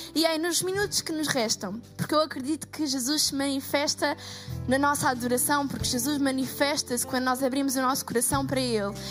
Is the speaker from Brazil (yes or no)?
no; Portugal; sou portuguesa